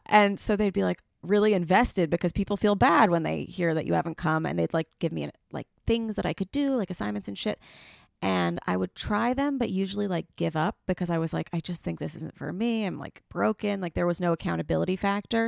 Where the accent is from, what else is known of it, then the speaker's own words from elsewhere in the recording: New York City, New York, United States; I'm from the Upper East Side